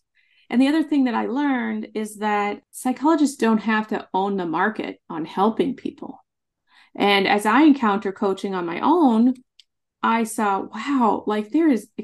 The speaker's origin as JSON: {"language": "English", "region": "Nebraska", "country": "United States", "tie": "born or raised there", "said": "I grew up in Nebraska in a very small town, like 500 people."}